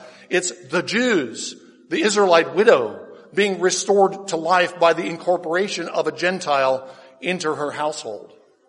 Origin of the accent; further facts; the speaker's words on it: United States; Why do we exist as American Christians, as an American church?